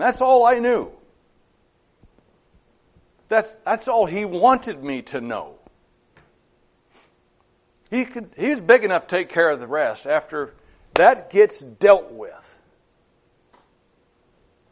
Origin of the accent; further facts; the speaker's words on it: Madras, Oregon, United States; moved away; I had a summer job back in my hometown of Madras.